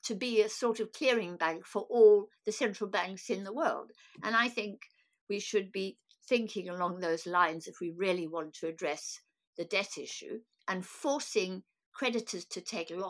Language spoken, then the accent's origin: English; South Africa; I'm a South African born